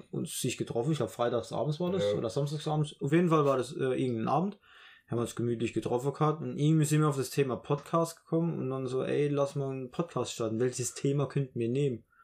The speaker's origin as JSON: {"language": "German", "region": "Rhineland-Palatinate", "country": "Germany"}